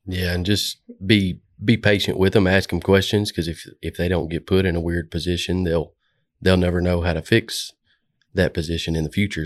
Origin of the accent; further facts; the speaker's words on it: Stuttgart, Arkansas, United States; moved away as an adult; also born or lived in Jonesboro, Arkansas; now in Little Rock, United States; I came from Stuttgart, Arkansas, went to college in Jonesboro, and then pretty much moved down here to Little Rock